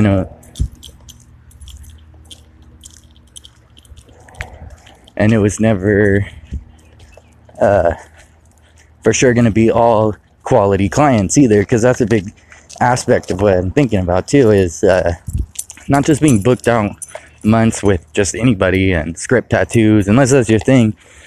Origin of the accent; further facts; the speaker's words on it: California, United States; moved away as an adult; now in Michigan, United States; I now live in Michigan, and I'm from California